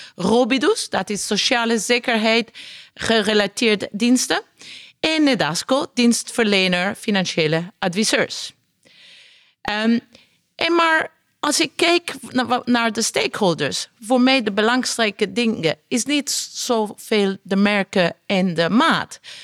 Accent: Italy; Dutch is a second language; now in Netherlands; Ik ben Italiaans.

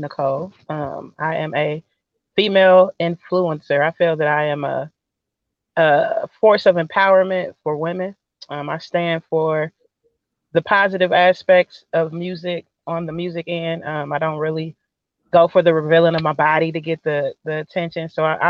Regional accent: Kansas City, Missouri, United States; Kansas City, baby.

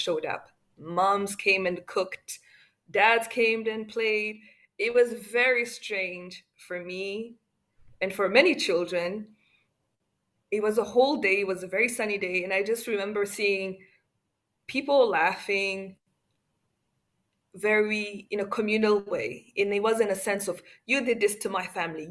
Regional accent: Rwanda; as a Rwandan

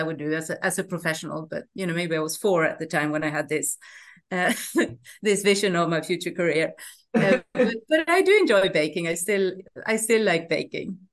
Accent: northern Sweden, Sweden; also born or lived in Canada; I grew up in the northern parts of Sweden in a medium-sized town

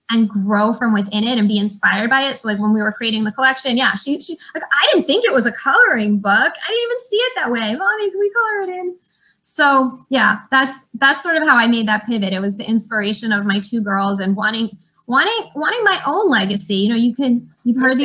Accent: New York, United States; I'm originally from New York. I can't really tell you why, but I'm from a small town just outside of Manhattan.

